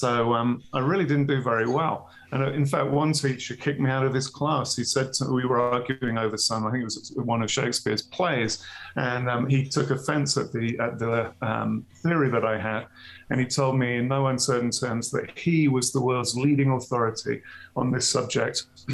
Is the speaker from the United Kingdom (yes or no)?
yes; Birmingham, West Midlands, United Kingdom; born there; now in Wyoming, United States; I was born in Birmingham, England, all those years ago. Far cry from where I am now, in the middle of nowhere in Wyoming.